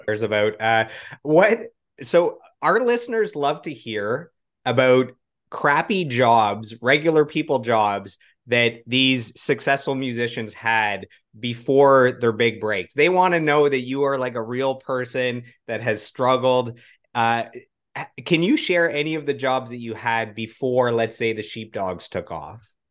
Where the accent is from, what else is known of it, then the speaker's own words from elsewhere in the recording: Ottawa, Ontario, Canada; am in Ottawa. I grew up in Ottawa.